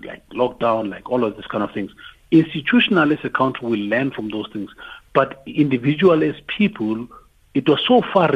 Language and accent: English; Tembisa, Gauteng, South Africa; I'm from Tembisa